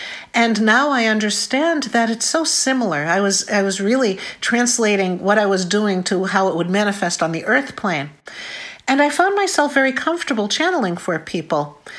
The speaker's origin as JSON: {"language": "English", "town": "Boston", "region": "Massachusetts", "country": "United States", "said": "I'm from Boston."}